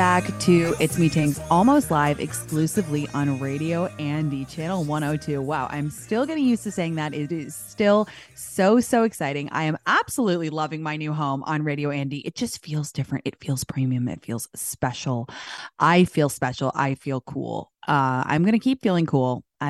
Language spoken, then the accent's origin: English; London, United Kingdom; moved away as an adult; I'm from London originally. I know I sound like a Valley girl, but I grew up in London until I was 19, and my parents still live here.